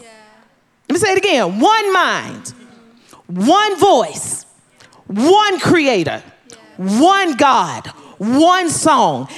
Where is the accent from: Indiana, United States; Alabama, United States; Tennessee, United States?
Tennessee, United States; growing up in Tennessee, Mission Ridge Missionary Baptist Church, where my father was the pastor